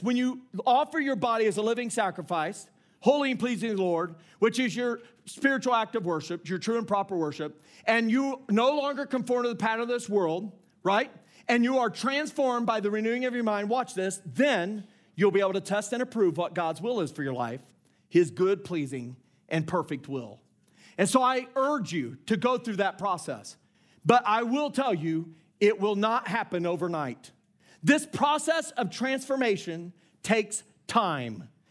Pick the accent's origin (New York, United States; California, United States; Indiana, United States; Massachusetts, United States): Indiana, United States; I grew up in Indiana